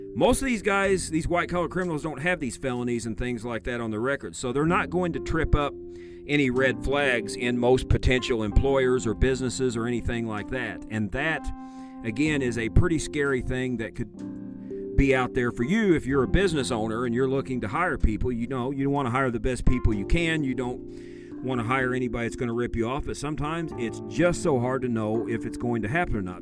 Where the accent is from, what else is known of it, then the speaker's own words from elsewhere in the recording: Illinois, United States; Illinois, my home state